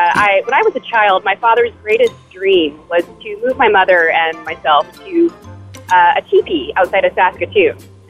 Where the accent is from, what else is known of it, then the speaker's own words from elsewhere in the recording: Tennessee, United States; moved away as an adult; now in Alberta, Canada; We are from Tennessee.